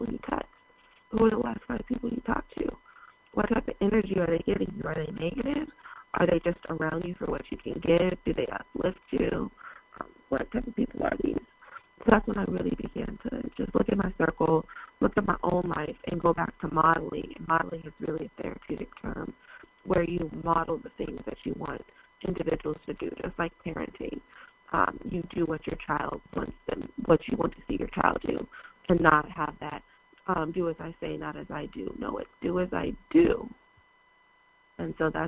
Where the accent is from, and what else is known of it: Seattle, Washington, United States; born or raised there; moved away